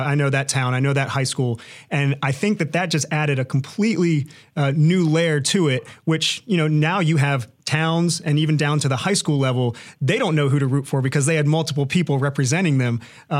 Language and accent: English; Norfolk, Virginia, United States; I remember growing up in Norfolk